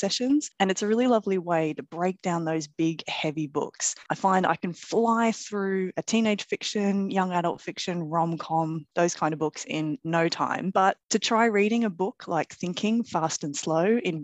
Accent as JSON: {"language": "English", "country": "Australia", "tie": "born or raised there", "moved": "as an adult", "said": "as an Aussie"}